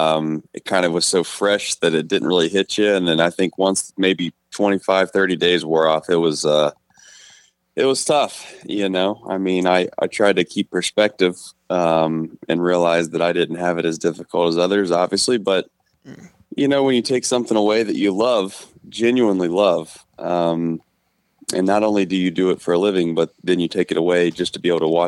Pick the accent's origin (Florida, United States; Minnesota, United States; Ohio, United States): Ohio, United States; Hamilton; I'm actually from Hamilton, right down in near Cincinnati. And essentially was born and raised there, graduated from Hamilton High